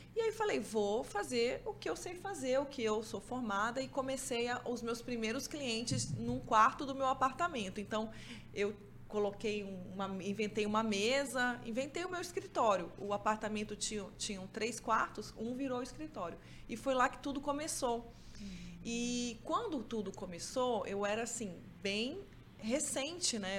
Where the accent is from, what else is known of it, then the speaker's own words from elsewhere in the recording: Mato Grosso do Sul, Brazil; moved away as an adult; also born or lived in Campo Grande; now in Manaus, Brazil; Eu vim lá do Mato Grosso do Sul